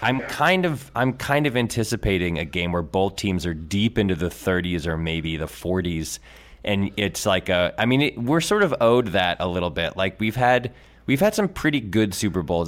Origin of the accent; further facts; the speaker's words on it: New England, United States; I grew up in New England.